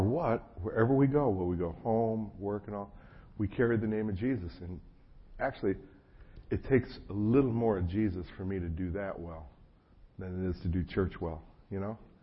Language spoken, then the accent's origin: English; New Jersey, United States; moved away as an adult; also born or lived in Chapel Hill, North Carolina; I was raised in New Jersey.